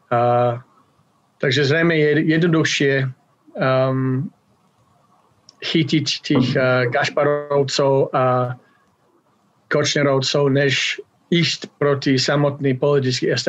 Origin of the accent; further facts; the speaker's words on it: Slovakia; moved away as an adult; now in Canada; žil som tam 25 rokov